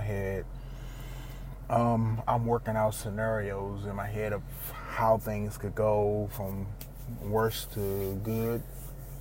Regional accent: East Coast, United States; I grew up on the East Coast.

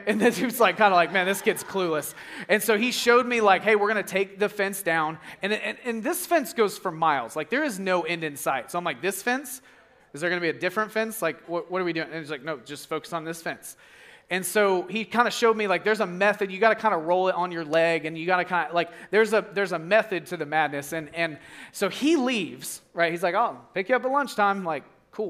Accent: Arkansas, United States; I'm from Arkansas

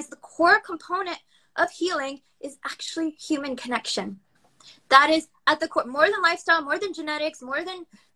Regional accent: United States; also born or lived in Pakistan; I grew up in America. I moved when I was a baby to the United States.

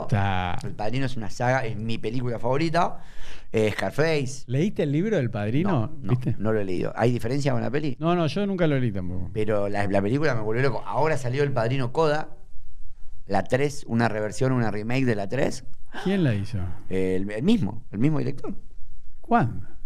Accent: Banfield, Buenos Aires Province, Argentina; also born or lived in Adrogué / Belgrano, Buenos Aires; now in Buenos Aires, Argentina; nací en Adrogué y a los dos días de nacido me fui a ir a Banfield.

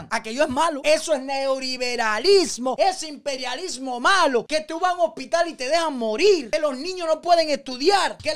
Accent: Cuba; moved away; also born or lived in Guyana; yo salí desde Cuba a Guyana

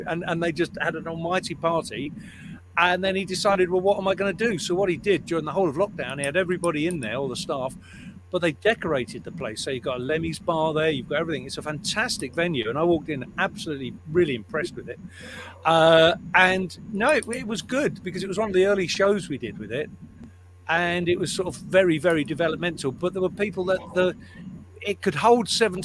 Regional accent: Liverpool, North West England, United Kingdom; I was born and raised in Liverpool

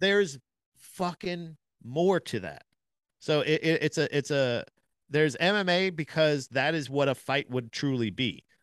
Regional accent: Florida, United States; I'm from Florida.

